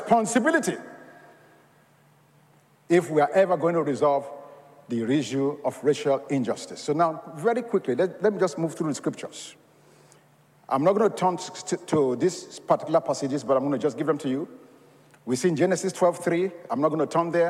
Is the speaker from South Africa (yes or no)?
no; Nigeria; now in United States; I was born in Nigeria of Yoruba culture